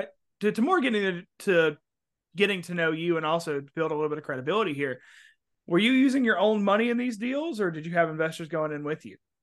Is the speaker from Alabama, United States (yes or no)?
yes; Mobile, Alabama, United States; moved away; I'm from Mobile, was living in Mobile at the time